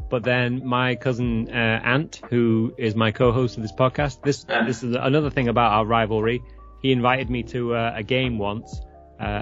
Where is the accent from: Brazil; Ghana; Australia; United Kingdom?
United Kingdom; England; also born or lived in San Francisco area, California; now in California, United States; I live near San Francisco, about an hour's ah. drive ah. away. I mean, I'm originally from England